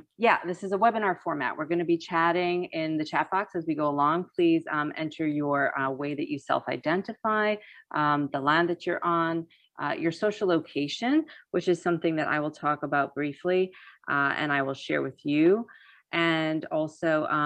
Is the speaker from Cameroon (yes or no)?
no; United States; first language English; I was born here in the United States